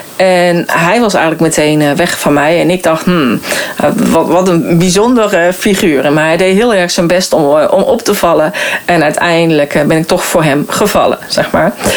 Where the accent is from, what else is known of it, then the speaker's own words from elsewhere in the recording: North Brabant, Netherlands; moved away as an adult; also born or lived in Arnhem; ik ben geboren en getogen in Brabant